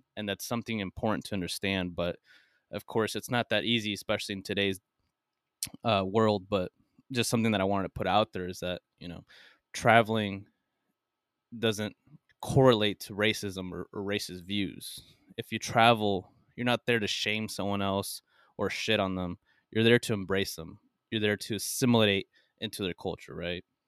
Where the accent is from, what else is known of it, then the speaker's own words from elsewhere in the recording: United States; being American